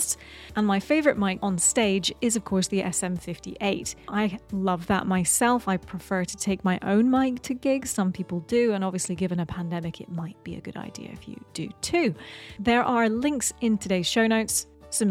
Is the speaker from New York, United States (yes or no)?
yes; New York, United States; I'm a musician from New York